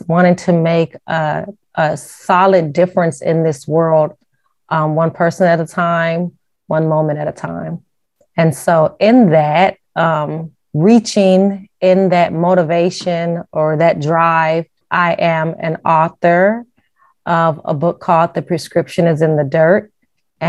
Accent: Las Vegas, Nevada, United States; now in Ohio, United States; I'm actually from Las Vegas, Nevada.

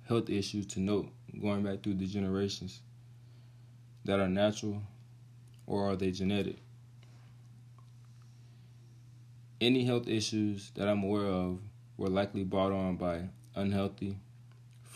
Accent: Carroll County, Georgia, United States; Carroll County, which is my hometown

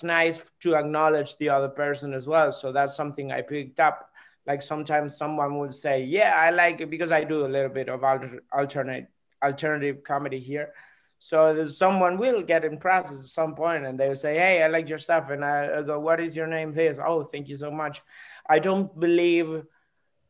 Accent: Argentina; I'm a comedian from Argentina.

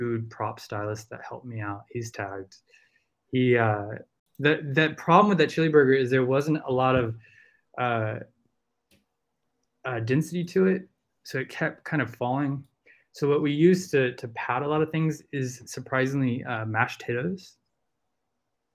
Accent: the South, United States; accent: Southern country; if I'm around a bunch of, you know, Southerners, I will start with my country accent

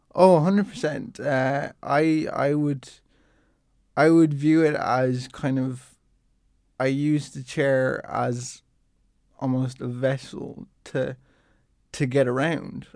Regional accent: Dublin, Leinster, Ireland; I'm from, I'm from Dublin

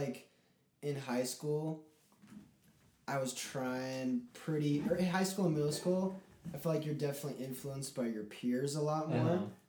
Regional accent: Saratoga Springs, Utah, United States; we're in Saratoga Springs, Utah.

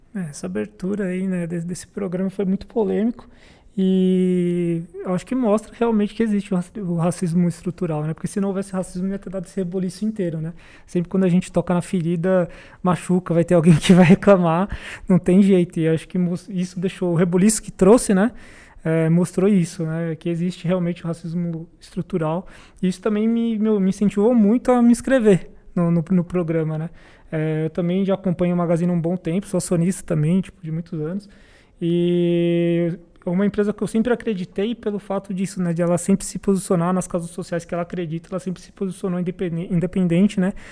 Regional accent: Itanhaém, São Paulo, Brazil; moved away as an adult; now in São Paulo, Brazil; sou de Itanhaém, em São Paulo

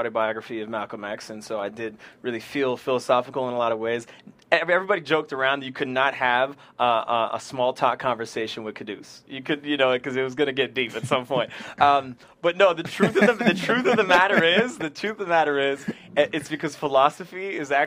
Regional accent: Ottawa, Ontario, Canada; moved away as an adult; my hometown in Ottawa

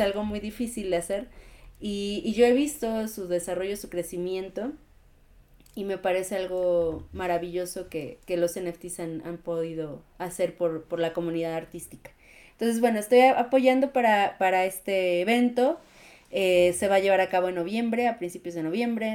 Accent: Mexico; la comunidad mexicana es, es muy linda, no porque yo forme parte de ella, ¿no? Pero somos muy amigables

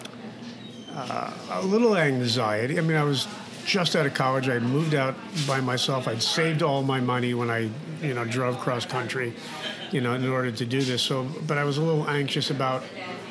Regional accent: Long Island, New York, United States; I grew up also on Long Island, middle-class

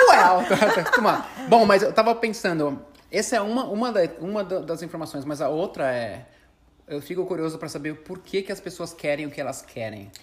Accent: Brazil; a gente é brasileiro

